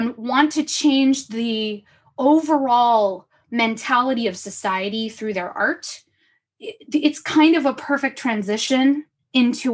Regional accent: Los Angeles, California, United States; I was born and raised in Los Angeles.

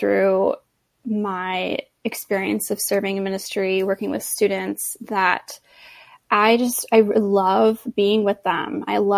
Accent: Los Angeles, California, United States; also born or lived in Boston, Massachusetts; now in La Jolla, United States; returned back to LA and took a job at a church near my hometown

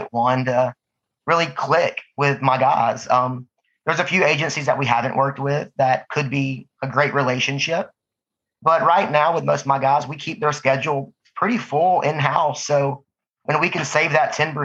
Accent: Georgia, United States; moved away as an adult; also born or lived in Manhattan, Kansas; now in Nashville, United States; Born and raised in Georgia

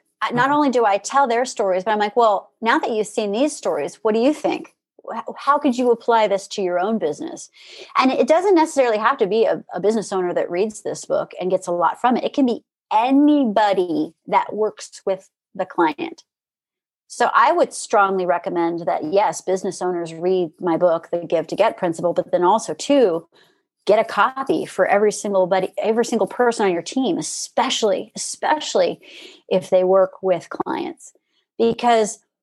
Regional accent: Orange Park, Florida, United States; moved away; also born or lived in Jacksonville, Florida; I'm from Jacksonville originally, born in Jacksonville, grew up in Orange Park

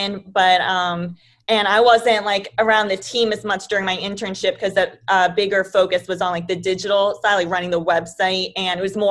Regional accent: New Jersey, United States; moved away as an adult; now in Tampa, United States; we're all from New Jersey

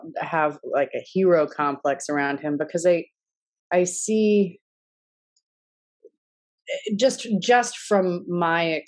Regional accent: Kentucky, United States; I am from Kentucky

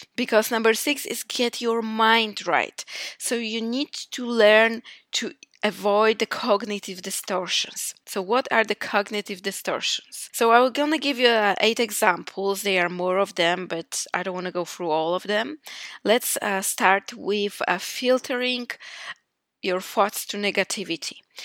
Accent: Poland; moved away as an adult; now in Iceland; I am from Poland.

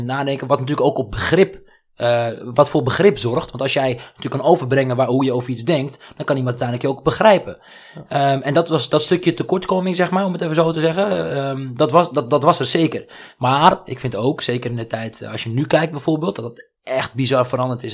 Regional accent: Netherlands; ik ben geboren in Nederland, maar ik heb een Marokkaanse cultuur

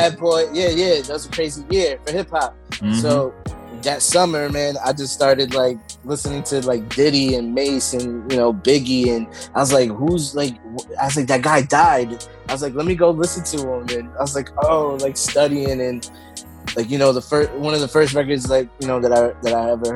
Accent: New Jersey, United States; also born or lived in Belleville, New Jersey; I'm a Jersey kid

